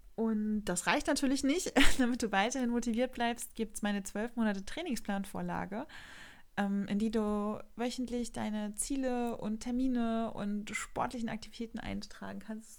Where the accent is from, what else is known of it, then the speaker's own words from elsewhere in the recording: Rostock, Mecklenburg-Vorpommern, Germany; hier in der Nähe von Rostock, meiner Heimatstadt